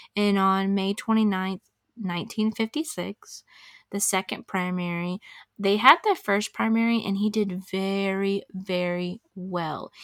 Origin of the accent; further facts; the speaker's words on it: Crestview, Florida, United States; it's literally my hometown, and, like, I know a lot of these people